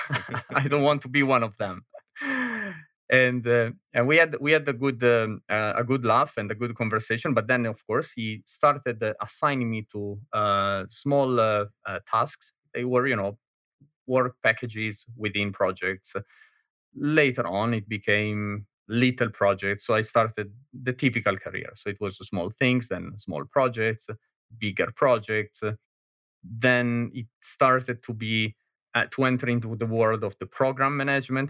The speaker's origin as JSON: {"language": "English", "town": "Milan", "region": "Lombardy", "country": "Italy", "moved": "as an adult", "lives_now": "Berlin, Germany", "said": "I am Italian from Milano, but, uh, I am living in, uh, in beautiful Berlin, Germany since, uh, eight years and a half now"}